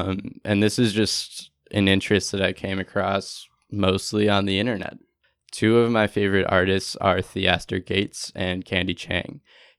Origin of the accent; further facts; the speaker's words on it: Minneapolis, Minnesota, United States; I volunteered out, and I came from Minneapolis, went to Sebastopol, California, just 60 miles north of San Francisco, and worked on a blueberry farm for 3 months.